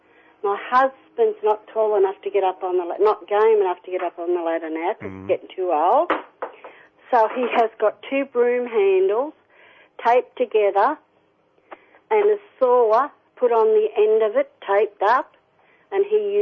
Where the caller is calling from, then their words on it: Lambton, North East England, United Kingdom; Oh, right. Well … from Lambton.